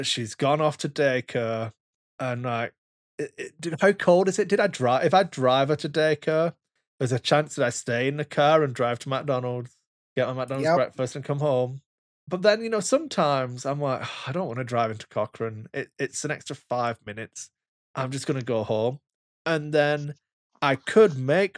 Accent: Wigan, North West England, United Kingdom; I'm from Wigan

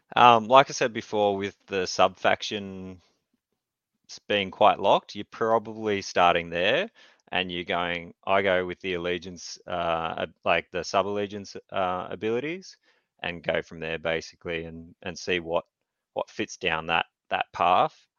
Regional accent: Newcastle, New South Wales, Australia; I'm from Newcastle, Australia

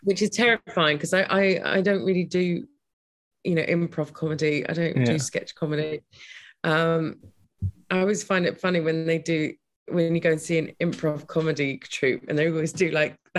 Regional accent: Brighton, South East England, United Kingdom; I live in Brighton. I grew up in Brighton

